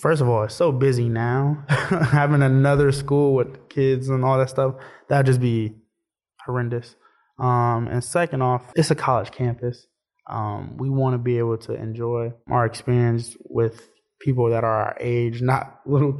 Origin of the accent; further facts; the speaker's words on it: Oakland, California, United States; moved away; I'm from Oakland, California.